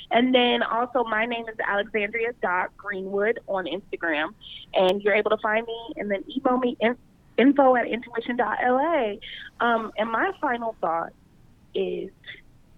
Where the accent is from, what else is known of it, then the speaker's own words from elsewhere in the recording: Los Angeles, California, United States; I'm from